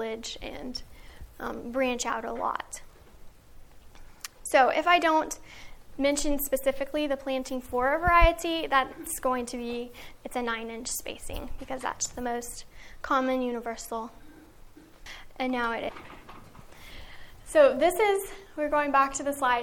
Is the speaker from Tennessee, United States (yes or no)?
yes; Middle Tennessee, United States; I grew up on Bountiful Blessings Farm in Middle Tennessee